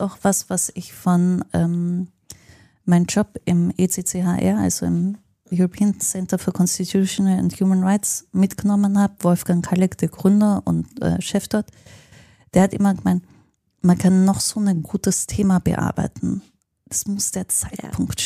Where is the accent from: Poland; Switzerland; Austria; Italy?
Austria; Linz, Upper Austria; now in Berlin, Germany; in meiner Heimatstadt in Linz